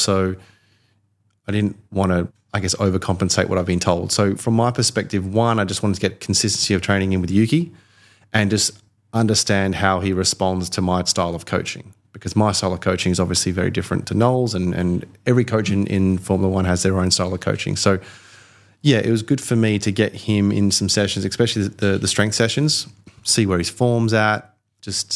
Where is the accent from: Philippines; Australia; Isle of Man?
Australia; now in London, United Kingdom; I am Australian, but I live in London